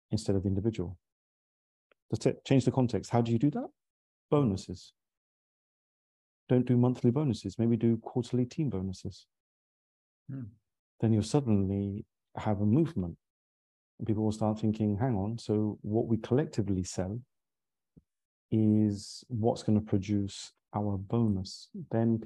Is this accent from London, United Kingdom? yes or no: yes; London, United Kingdom; I ultimately did sales in our family, growing up in London